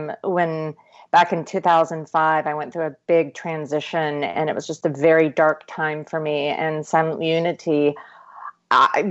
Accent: East Tennessee, United States; I grew up in East Tennessee, where we are known as the volunteer state

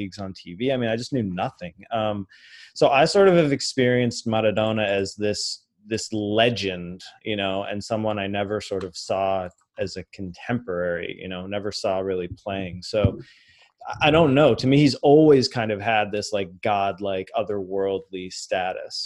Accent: Boston, Massachusetts, United States; my age group when growing up in Boston.

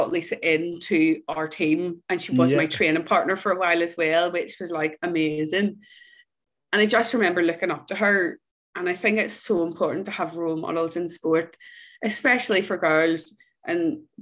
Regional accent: Northern Ireland, United Kingdom; when I was growing up in Ireland

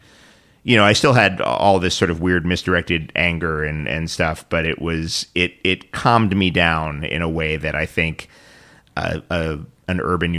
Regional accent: New York City, New York, United States; I grew up in New York City.

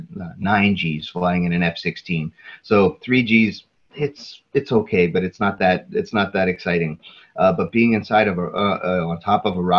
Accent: Pittsburgh, Pennsylvania, United States; my hometown, and it was at night, and so I couldn't see my parents' house, but I could tell where they, you know, because we live along a river in the state of Pennsylvania, the city of Pittsburgh

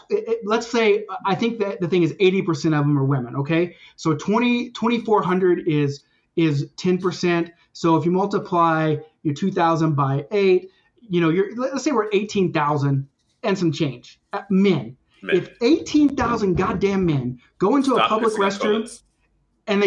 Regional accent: United States; now in Canada; I'm American too.

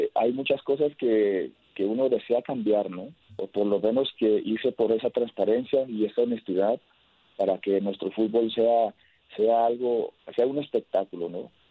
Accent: Mexico; somos un país muy grande

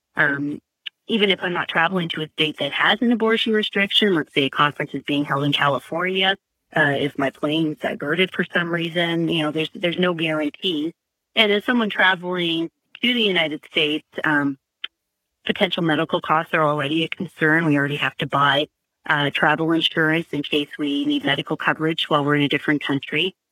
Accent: Canada; now in Guelph, Canada; as a Canadian

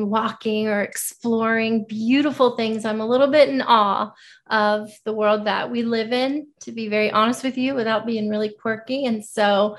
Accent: Florida, United States; now in Nashville, United States; I'm originally from Florida. I grew up in Florida

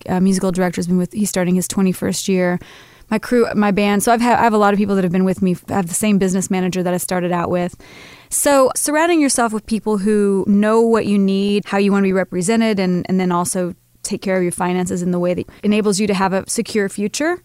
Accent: Kansas, United States; I'm from Kansas, so I'm a really grounded sort of Midwestern girl

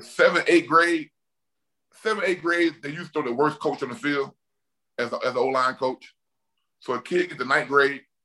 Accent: Mobile, Alabama, United States; I'm from Mobile, Alabama

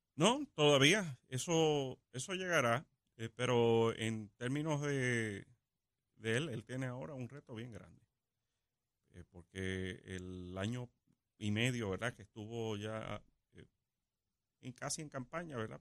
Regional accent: Puerto Rico

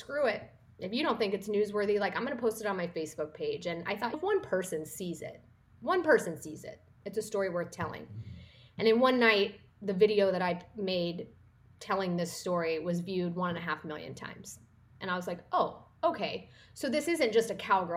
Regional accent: northeastern Kansas, United States; moved away as an adult; also born or lived in Oklahoma / Dallas, Texas; I grew up in Kansas, in a small town in northeastern Kansas.

